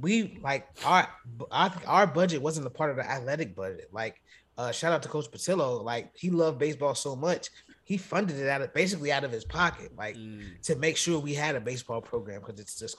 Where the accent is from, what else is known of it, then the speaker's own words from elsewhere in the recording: Chicago, Illinois, United States; I'm from Chicago, but like I moved to the suburbs when I was 11